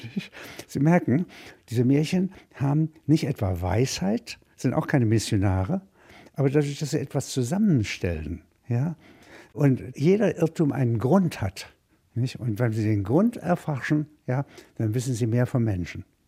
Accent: Halberstadt, Saxony-Anhalt, Germany; moved away; ich komme aus Halberstadt, das ist, wenn Sie wollen, eine Kleinstadt, sagt man

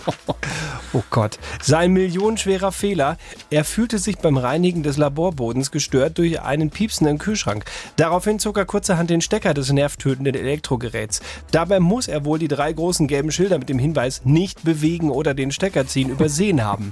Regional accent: Bavaria, Germany; bei uns in Bayern

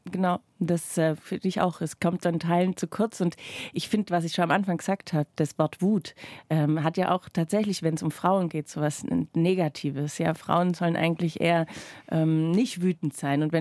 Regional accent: Baden-Württemberg, Germany; accent: Swabian; mein leichtes Schwäbisch erkannt. Und man kann sozusagen sagen, dass ich meinen heutigen Job meinem Dialekt mit zu verdanken habe.

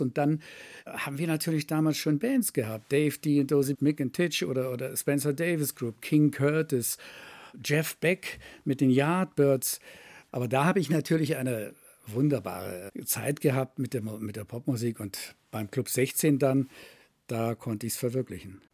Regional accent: Berlin, Germany; moved away; ich komme aus Berlin, ich bin groß geworden mit AFN und mit BFN

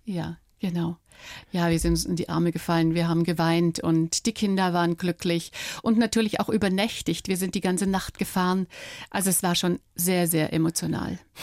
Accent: Dresden, Saxony, Germany; moved away as an adult; durch Dresden, durch meine Heimatstadt

